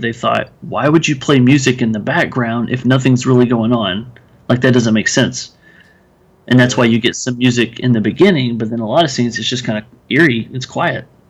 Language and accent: English; Texas, United States; I'm from Texas, so armadillos are a big thing